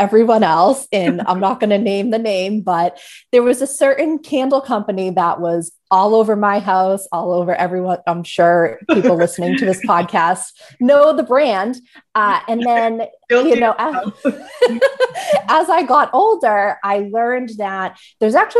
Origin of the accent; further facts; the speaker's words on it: Melrose, Massachusetts, United States; moved away as an adult; now in Maine, United States; I grew up right outside of Boston in Melrose.